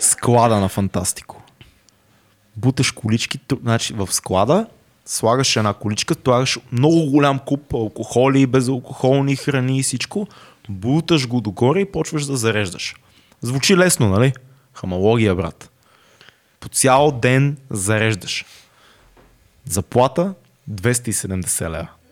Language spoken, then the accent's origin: Bulgarian; Sofia, Sofia City, Bulgaria; съм си от София и не съм плащал квартира